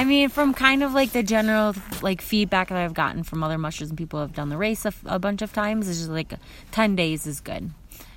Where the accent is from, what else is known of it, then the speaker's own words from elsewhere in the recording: Minnesota, United States; moved away as an adult; now in Fairbanks, United States; I grew up in Minnesota